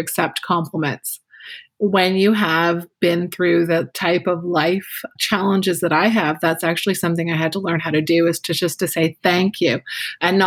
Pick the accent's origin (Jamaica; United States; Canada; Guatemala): Canada; I'm Canadian